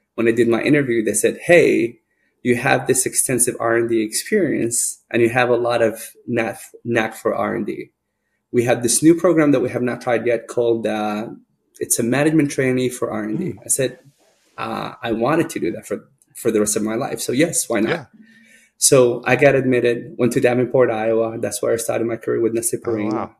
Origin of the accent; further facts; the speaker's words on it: Sudan; now in United States; I grew up in Sudan, uh, which is northeast of northeast of Africa